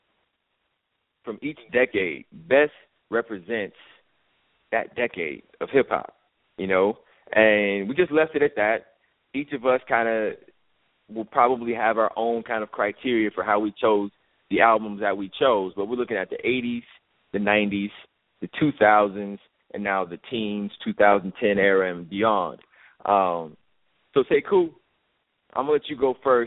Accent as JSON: {"language": "English", "town": "Chicago", "region": "Illinois", "country": "United States", "tie": "born or raised there", "said": "I grew up in Chicago, but I grew up in Chicago during the Jordan era"}